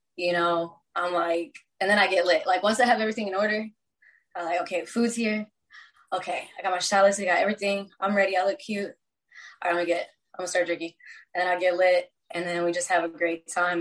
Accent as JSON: {"language": "English", "region": "Texas", "country": "United States", "tie": "born or raised there", "moved": "yes", "lives_now": "Los Angeles, United States", "said": "I was born here. I was raised in Texas."}